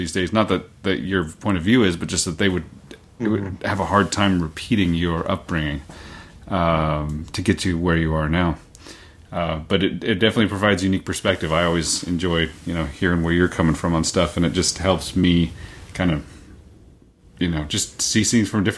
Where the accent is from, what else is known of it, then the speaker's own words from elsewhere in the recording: Oklahoma, United States; moved away as an adult; also born or lived in Massachusetts; now in Meadowdale, United States; I was born in Massachusetts, lived there until I was 5, moved to Oklahoma after